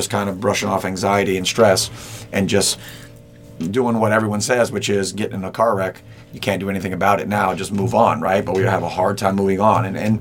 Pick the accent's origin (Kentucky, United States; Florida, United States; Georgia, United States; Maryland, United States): Florida, United States; Key West; moved away as an adult; also born or lived in Big Pine Key, Florida / Cincinnati, Ohio; I grew up in Key West, Florida. We were on Big Pine Key.